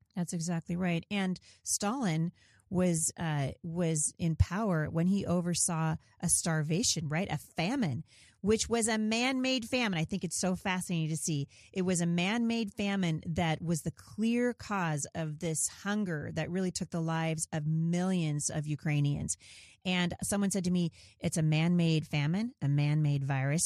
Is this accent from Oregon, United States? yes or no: yes; Portland, Oregon, United States; I grew up in Portland